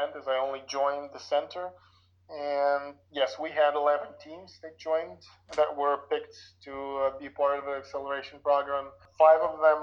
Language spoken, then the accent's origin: English; Lviv, Lviv Oblast, Ukraine; I was born in Lviv, Ukraine, and I finished the university here